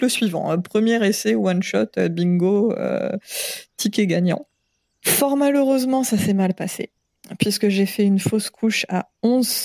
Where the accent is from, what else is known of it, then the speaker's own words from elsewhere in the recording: Paris, Île-de-France, France; now in French Polynesia; il n'y a, pas de pression sociale non plus sur le corps des femmes, ce qui est une chose en tant que parisienne que je trouve extrêmement appréciable